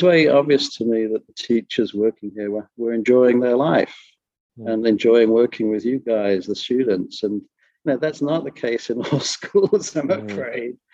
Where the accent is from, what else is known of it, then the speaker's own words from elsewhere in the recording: Skellingthorpe, East Midlands, United Kingdom; moved away as an adult; also born or lived in Japan / France / San Francisco, United States; now in Los Angeles, United States; I'm originally from England. I was brought up in a small little village called Skellingthorpe on the east coast of England.